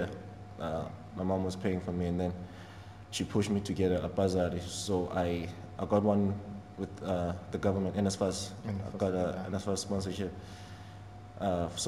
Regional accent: Middelburg, Mpumalanga, South Africa; moved away; I grew up in Middelburg.

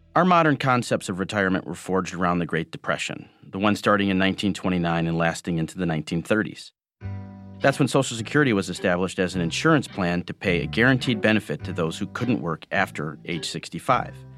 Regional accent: Michigan, United States; Growing up in Michigan

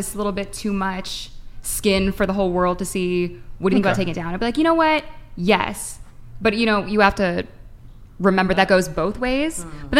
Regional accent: Redondo Beach, California, United States; I'm from Redondo Beach. Like, I'm at the beach a lot.

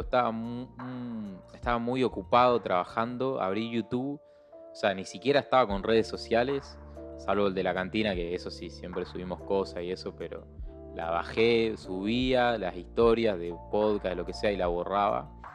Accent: Argentina; yo soy re orgulloso de mi país.

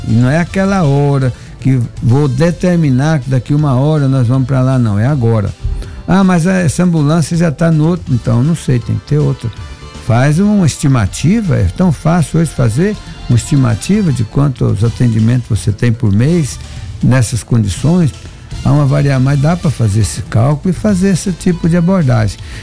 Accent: Brazil; como brasileiro

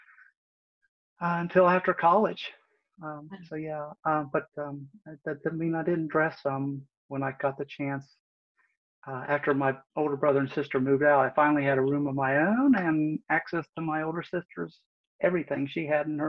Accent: West Virginia, United States; now in Northern Virginia, United States; I was actually raised in West Virginia over on the other side, over near the Ohio River, a little town of about 3,000 people.

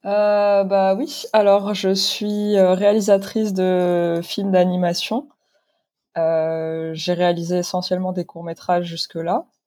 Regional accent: Morocco; moved away as an adult; also born or lived in London; now in France; je suis née, j'ai grandi au Maroc

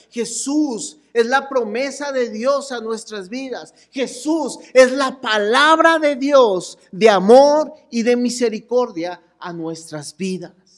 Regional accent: Chihuahua, Mexico; somos de Chihuahua

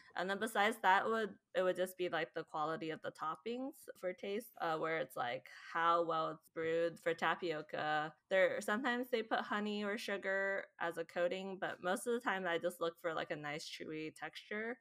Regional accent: Bay Area, California, United States; moved away as an adult; now in Seattle, United States; Quick Lees in Cupertino, which is, like, near my hometown

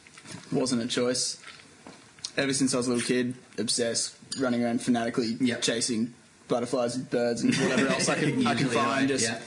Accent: Brisbane, Queensland, Australia; I grew up here in Ashgrove. Same house that I'm living at now.

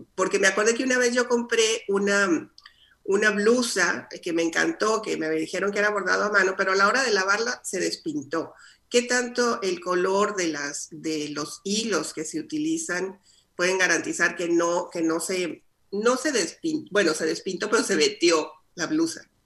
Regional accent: Coahuila, Mexico; accent: norteña; moved away; also born or lived in Chihuahua / Sonora; Yo crecí nací en Chihuahua, crecí en Coahuila, viví en Sonora.

